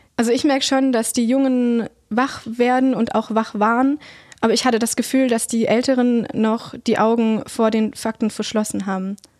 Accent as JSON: {"language": "German", "town": "Heidenheim", "region": "Baden-Württemberg", "country": "Germany", "tie": "born or raised there", "said": "Ich bin gebürtige Heidenheimerin"}